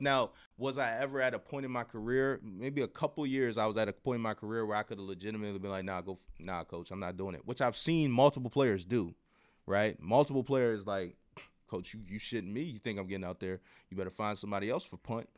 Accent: Baltimore, Maryland, United States; went back to my hometown team

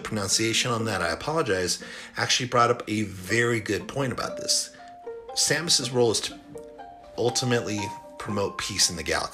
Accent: El Paso, Texas, United States; El Paso, Texas, my hometown

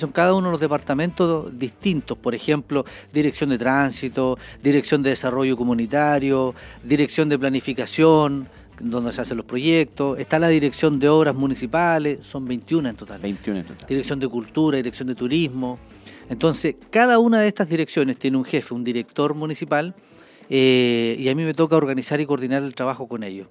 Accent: Coihueco, Ñuble, Chile; also born or lived in Chillán; yo soy oriundo de Coihueco

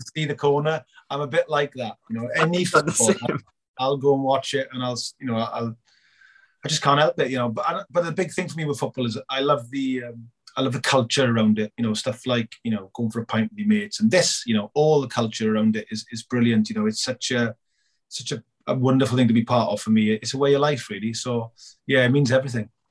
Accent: Merthyr Tydfil, Wales, United Kingdom; Merthyr again, my hometown club

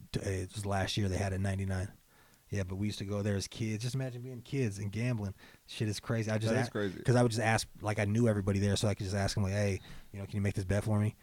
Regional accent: Spokane, Washington, United States; Right here.

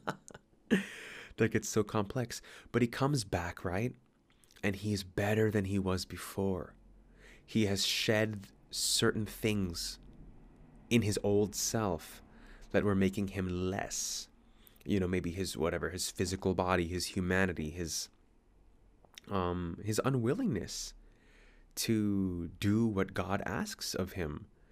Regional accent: United States; now in Sydney, Australia; I'm American

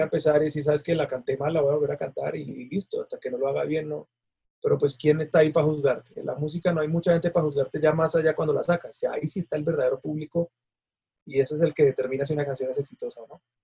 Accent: Colombia

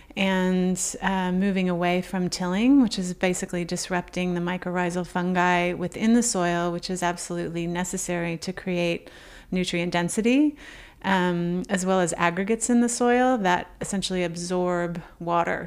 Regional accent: Oklahoma, United States; moved away; a trait of being an, an Okie

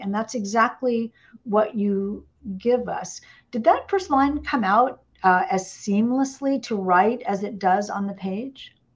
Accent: Indiana, United States; moved away; also born or lived in Atlanta, Georgia; I'm originally from Indiana

